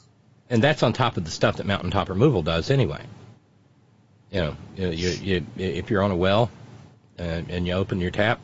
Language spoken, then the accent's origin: English; Alabama, United States; where I grew up in Alabama, we did not use the Tennessee River.